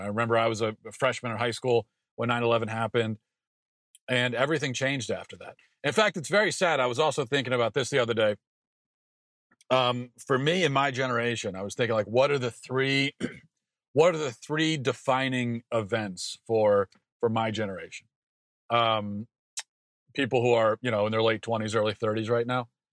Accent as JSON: {"language": "English", "region": "Maryland", "country": "United States", "tie": "born or raised there", "said": "I grew up in Maryland"}